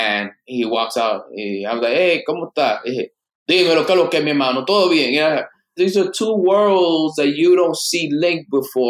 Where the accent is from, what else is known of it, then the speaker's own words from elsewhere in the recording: Dominican Republic; somebody that's Asian descent, that's Dominican, born and raised in Dominican Republic, with a cult, everything.